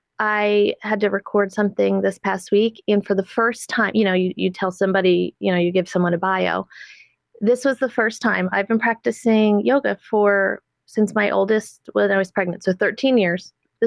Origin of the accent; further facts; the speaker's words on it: Middletown, New Jersey, United States; moved away; I grew up in Middletown and then we ended up moving up north and we ended up moving back.